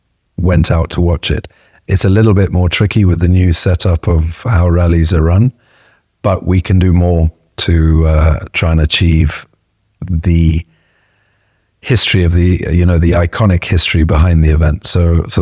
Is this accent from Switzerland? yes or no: no; Kenya; I'm Kenyan